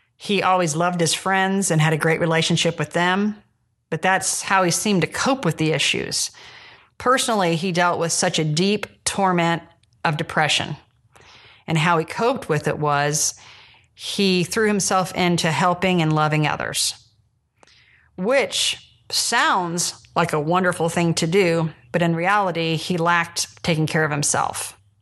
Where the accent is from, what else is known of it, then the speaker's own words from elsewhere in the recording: Jamestown, Indiana, United States; I'm from Jamestown, Indiana, which is north of Indianapolis